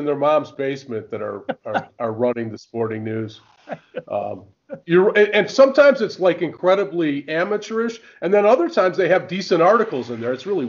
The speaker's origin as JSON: {"language": "English", "country": "United States", "said": "as an American"}